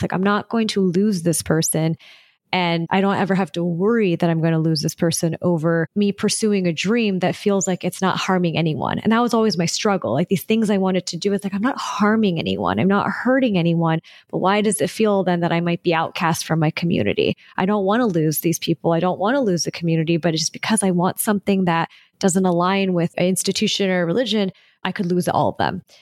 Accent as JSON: {"language": "English", "region": "Southern California", "country": "United States", "tie": "born or raised there", "said": "I was born and raised in Southern California"}